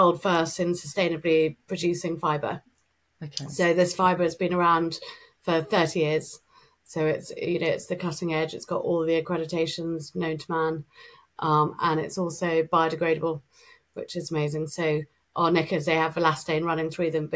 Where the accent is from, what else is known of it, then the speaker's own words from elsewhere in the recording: England, United Kingdom; we're English